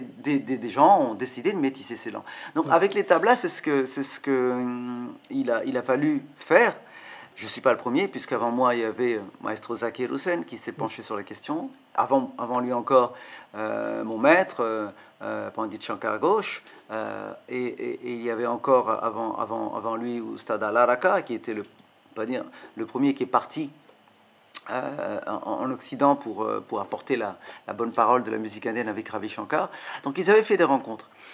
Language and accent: French; France; also born or lived in South India / Tamil Nadu, India / Kolkata, India; now in Paris, France; j'ai grandi en France. Je suis arrivé en Inde pour les tablas à une vingtaine d'années, donc j'avais déjà 20 ans. Enfin, je, suis né en Inde, mais je suis arrivé à 5 ans en France